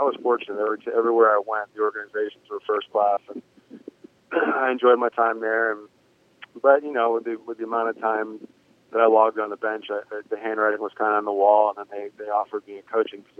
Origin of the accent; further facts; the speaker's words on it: Florida, United States; it was in my home state